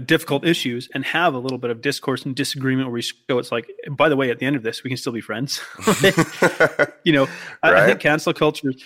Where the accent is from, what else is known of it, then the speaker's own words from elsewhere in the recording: Canada; also born or lived in Australia; I'm clearly Canadian